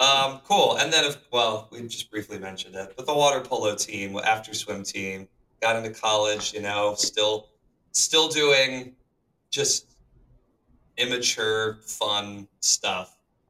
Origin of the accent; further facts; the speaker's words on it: Charlotte, North Carolina, United States; who I've known for a long time growing up in Charlotte, North Carolina.